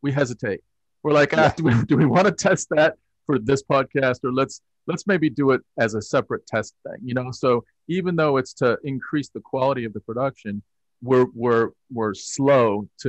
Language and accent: English; United States; I'm from America.